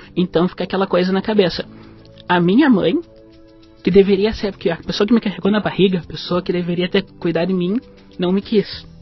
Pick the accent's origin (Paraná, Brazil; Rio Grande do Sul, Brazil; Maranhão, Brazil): Rio Grande do Sul, Brazil; Passo Fundo; also born or lived in Porto Alegre / Rio de Janeiro; Eu nasci em Passo Fundo, no Rio Grande do Sul.